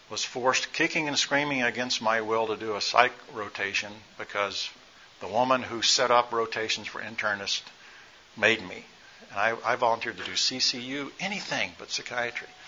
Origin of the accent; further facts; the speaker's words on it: Nigeria; born there; I'm a missionary kid, one that mostly grew up. I was born in Nigeria my parents were missionaries.